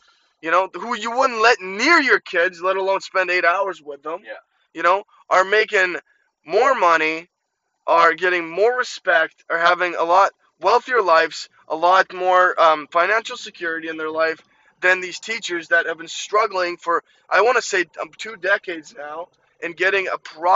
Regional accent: Ukraine; moved away; I grew up in Ukraine

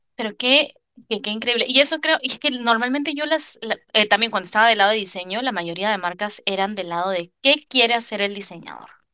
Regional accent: Lima, Peru; moved away as an adult; also born or lived in New York, United States; now in Paris, France; Yo, que soy de Lima, Lima es una ciudad gigante

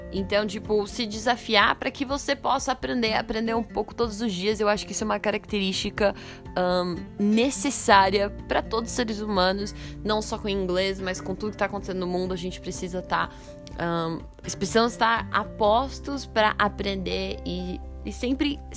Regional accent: Brazil; E eu sou fluente em português, eu sou brasileira e eu não conhecia.

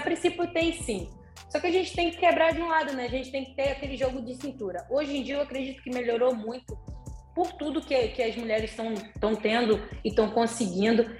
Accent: Salvador, Bahia, Brazil; moved away; also born or lived in Juiz de Fora; na cidade que eu fui morar em Juiz de Fora, né? Porque eu sou de Salvador

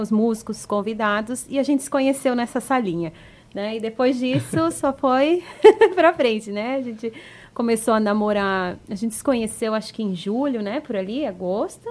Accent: Curitiba, Paraná, Brazil; also born or lived in Crato, Ceará / Rio de Janeiro / United States; now in Florianópolis, Brazil; praticamente a minha vida morei mais em Curitiba

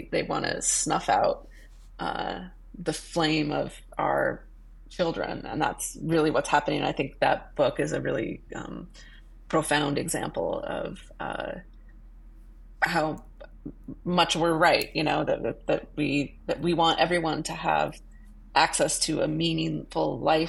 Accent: Boise, Idaho, United States; moved away as an adult; now in New York City, United States; when I was growing up in Boise, Idaho

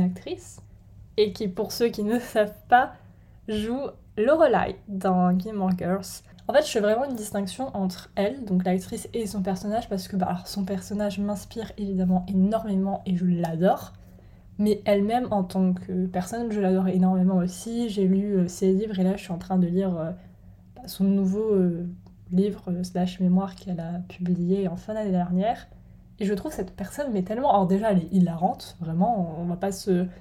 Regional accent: Lorraine, Grand Est, France; moved away as an adult; also born or lived in Bordeaux; now in England; je viens de Lorraine

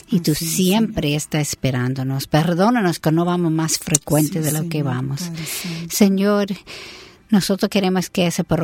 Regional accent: United States; Spanish is a second language; Yo soy americana

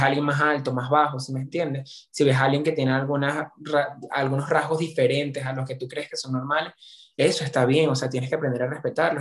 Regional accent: Venezuela

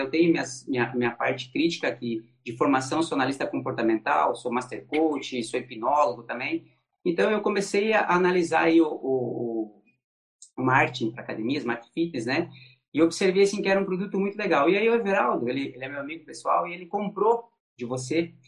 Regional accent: Santa Catarina, Brazil; aqui em Joinville, eu sou de Santa Catarina

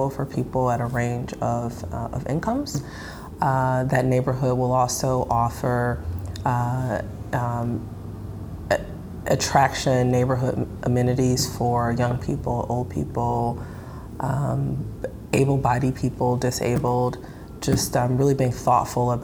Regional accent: Detroit, Michigan, United States; also born or lived in New York City / North Carolina; I grew up here. I am a public school grad. And like many people who grew up here, I just have had this lifelong appreciation and love for this city. So it feels really good to do this work in my hometown

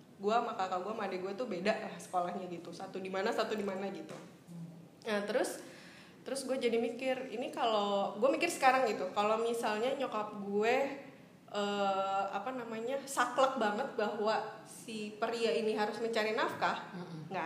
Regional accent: Bogor, West Java, Indonesia; gue lahir besar di Bogor

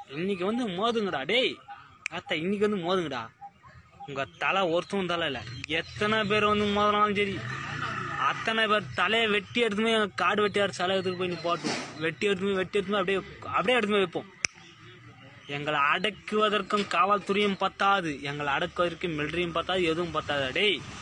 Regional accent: Karikkanthangal, Tamil Nadu, India; நான் கரிக்கந்தாங்கல் ஊரைச் சேர்ந்தவன்

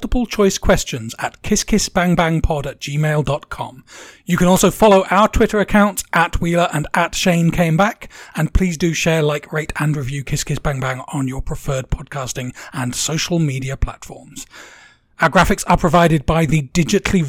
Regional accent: England, United Kingdom; I'm English.

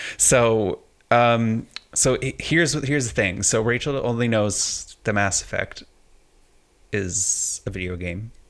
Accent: Canada; I'm Canadian

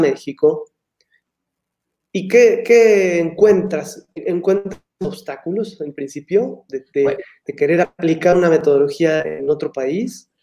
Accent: Argentina; moved away as an adult; ya hace muchos años que salí de Argentina

